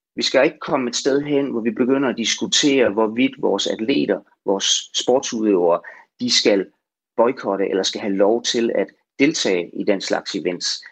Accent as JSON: {"language": "Danish", "country": "Denmark", "said": "Vi, vi bestemmer jo ikke alene som danskere"}